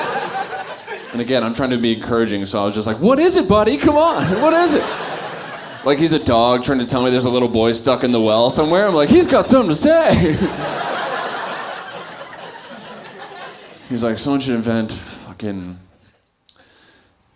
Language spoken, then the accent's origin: English; Kenosha, Wisconsin, United States; now in Chicago, United States; I grew up in Kenosha, Wisconsin